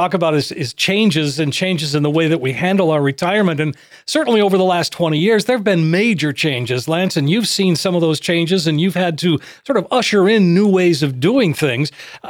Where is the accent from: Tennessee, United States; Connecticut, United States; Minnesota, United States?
Minnesota, United States; moved away; I come from Minnesota where I complained about the cold and I moved here for that reason.